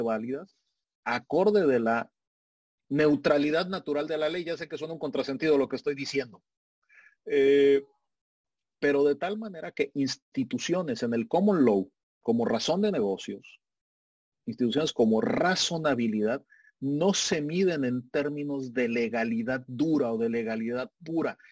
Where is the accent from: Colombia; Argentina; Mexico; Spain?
Mexico